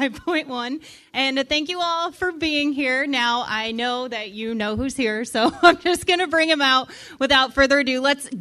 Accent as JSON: {"language": "English", "region": "Indiana", "country": "United States", "moved": "yes", "said": "I'm from Indiana."}